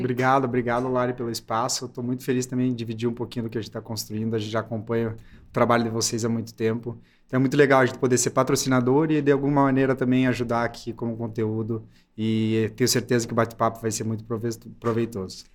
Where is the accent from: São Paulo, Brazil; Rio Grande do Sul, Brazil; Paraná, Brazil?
Paraná, Brazil; Curitiba; sou de Curitiba